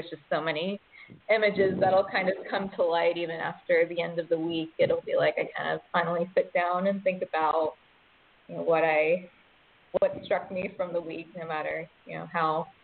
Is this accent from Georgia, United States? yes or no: yes; Georgia, United States; moved away as an adult; also born or lived in upstate New York; now in Brooklyn, United States; I grew up in Georgia and I was born in upstate New York